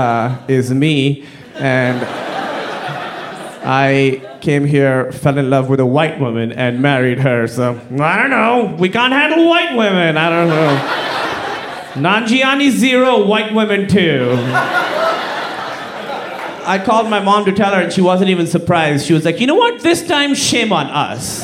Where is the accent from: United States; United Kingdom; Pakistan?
Pakistan; I'm from Pakistan